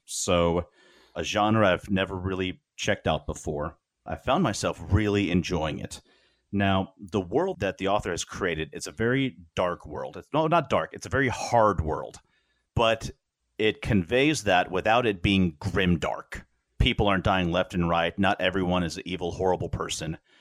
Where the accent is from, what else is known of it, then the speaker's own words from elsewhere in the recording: Wichita, Kansas, United States; we were growing up in Wichita